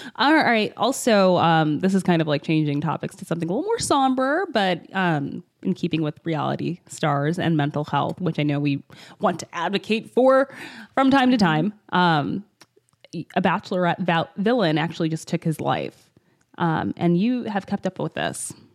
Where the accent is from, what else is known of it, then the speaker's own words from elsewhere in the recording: Michigan, United States; We were grow- growing up in Michigan